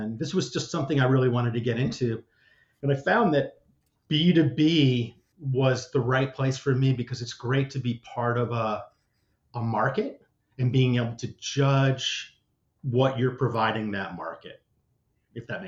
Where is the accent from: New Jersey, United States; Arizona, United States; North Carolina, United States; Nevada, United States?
New Jersey, United States; growing up in New Jersey